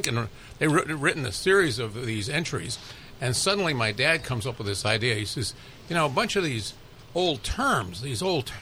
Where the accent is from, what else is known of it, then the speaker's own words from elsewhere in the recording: Los Angeles, California, United States; also born or lived in Brooklyn, New York; It's Los Angeles, and that's where I grew up and went to UCLA